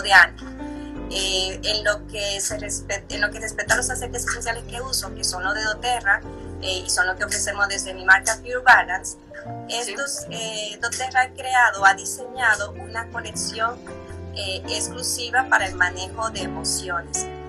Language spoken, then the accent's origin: Spanish; Dominican Republic; moved away as an adult; now in Mexico; soy dominicana y vivo en México hace 10 años